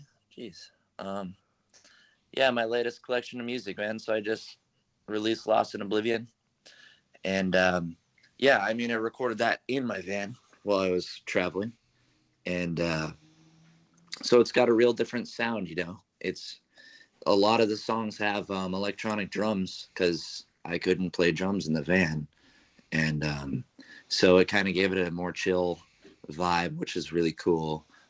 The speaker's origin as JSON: {"language": "English", "region": "Arizona", "country": "United States", "lives_now": "San Francisco, United States", "said": "I'm a rock artist from San Francisco."}